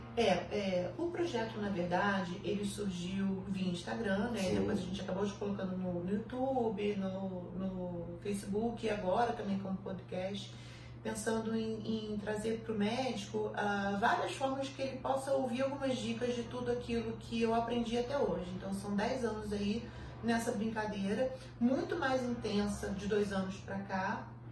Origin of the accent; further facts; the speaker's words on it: Petrópolis, Rio de Janeiro, Brazil; eu sou do interior, eu sou de Petrópolis